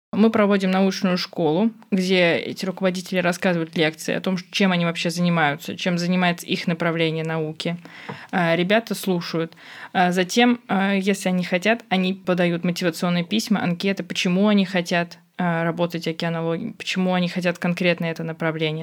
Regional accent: Moscow, Russia; я из Москвы

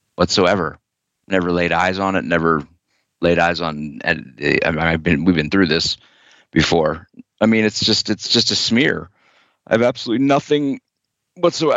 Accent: Wilmington, Delaware, United States; moved away; I was uh, passing through Wilmington, Delaware, my my hometown

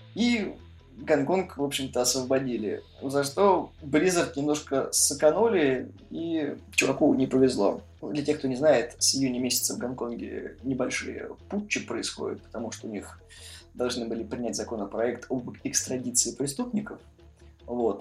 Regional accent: Voronezh, Voronezh Oblast, Russia; мы из Воронежа

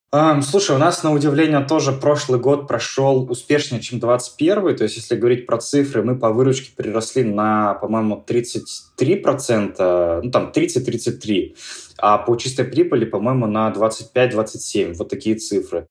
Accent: Yekaterinburg, Sverdlovsk Oblast, Russia; в моем родном городе, в Екатеринбурге

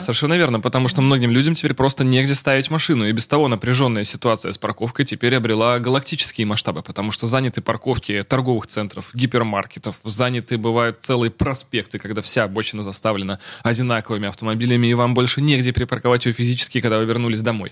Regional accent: Russia; Я из России

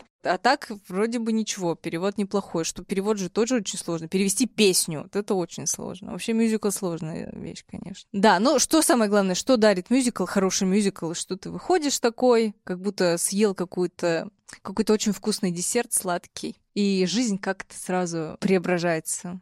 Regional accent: Chelyabinsk, Chelyabinsk Oblast, Russia; я из Челябинска

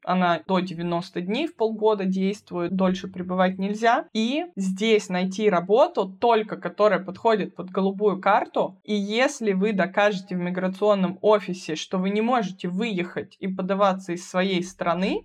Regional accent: Moscow, Russia; moved away as an adult; now in Bavaria, Germany; Я вообще из Москвы, и первое образование я получила в Москве

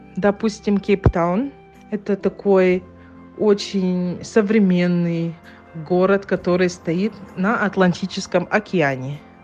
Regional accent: Yakutia, Sakha Republic, Russia; now in Johannesburg, South Africa

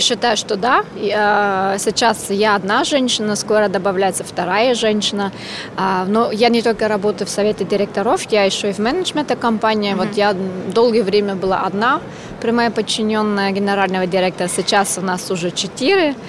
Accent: Austria; Russian is a second language; now in Russia; я ещё и иностранка. Я родилась в Австрии, я работаю в России

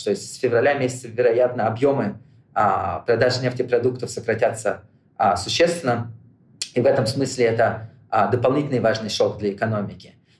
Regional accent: Moscow, Russia; now in United States; Я родился в Москве

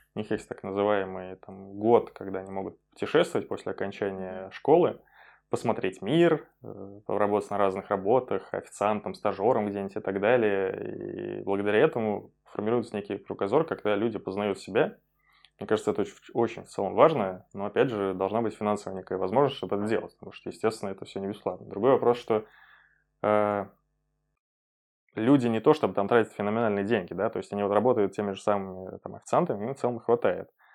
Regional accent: Penza, Penza Oblast, Russia; born or raised there; moved away as an adult; also born or lived in London / Netherlands; now in Saint Petersburg, Russia

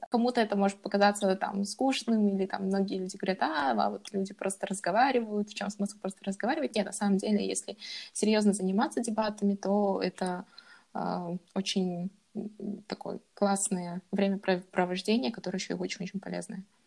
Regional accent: Kazakhstan; moved away as an adult; also born or lived in Japan; now in Germany; я из Казахстана.

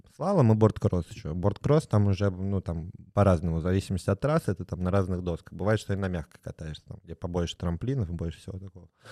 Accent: Saint Petersburg, Russia; also born or lived in Moscow; я сам из Питера родился, в Ленинграде

